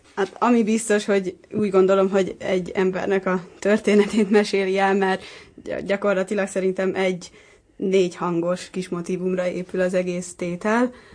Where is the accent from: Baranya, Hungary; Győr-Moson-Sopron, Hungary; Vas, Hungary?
Baranya, Hungary; Pécs; Pécsi vagyok